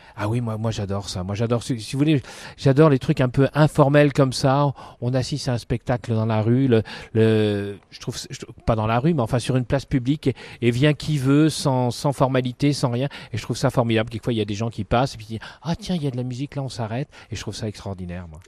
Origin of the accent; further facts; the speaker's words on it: Dunkirk, Hauts-de-France, France; also born or lived in Lille / Paris; now in Amiens, France; J'ai grandi à Dunkerque.